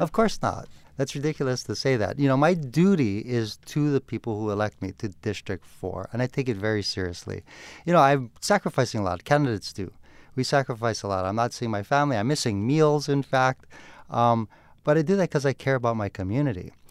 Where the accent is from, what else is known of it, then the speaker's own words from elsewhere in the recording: Honolulu, Hawaii, United States; I'm born and raised in Honolulu. I've lived here my entire life.